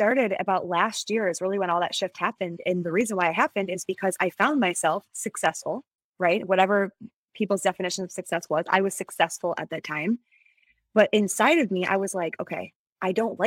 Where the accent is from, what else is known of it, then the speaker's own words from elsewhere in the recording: Midwest, United States; I was from the Midwest